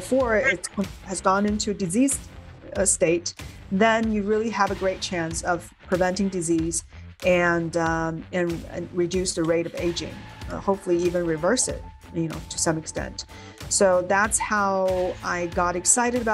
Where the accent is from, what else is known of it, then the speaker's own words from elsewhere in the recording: China; moved away as an adult; now in United States; Growing up in China